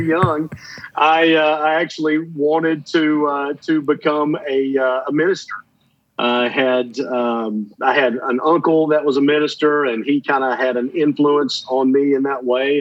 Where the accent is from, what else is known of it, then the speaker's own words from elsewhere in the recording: Atlanta, Georgia, United States; I grew up in the Atlanta area, just kind of on the north side of Atlanta